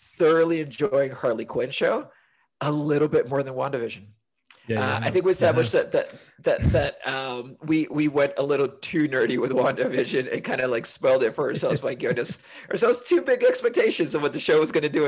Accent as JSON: {"language": "English", "country": "Honduras", "also_born_or_lived": "London, United Kingdom", "moved": "yes", "lives_now": "Portland, United States", "said": "I'm originally from Honduras, but currently live in Portland and made my way here via 10 years in London"}